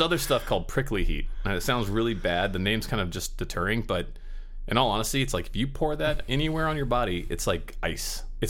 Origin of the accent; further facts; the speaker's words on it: Pensacola, Florida, United States; also born or lived in Van Nuys, California; now in Los Angeles, United States; I was born here in Van Nuys. Oh, you were? Yeah, but my family moved me to Florida when I was 5. And I grew up.